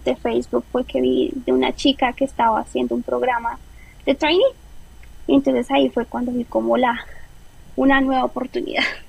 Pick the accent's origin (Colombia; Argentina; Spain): Colombia; moved away as an adult; nosotros como colombianos la visa siempre es un tema complicado